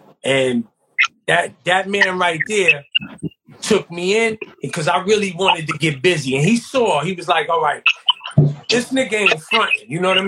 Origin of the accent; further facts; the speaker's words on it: New York City, New York, United States; I'm from the Soundview section of the Bronx.